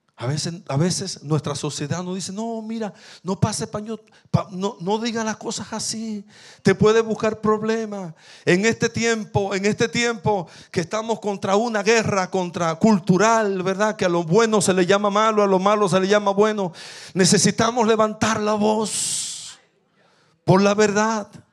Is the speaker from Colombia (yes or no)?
no; La Romana, Dominican Republic; Yo nací en un batey del Central Romana, que no ni siquiera, ni siquiera tiene nombre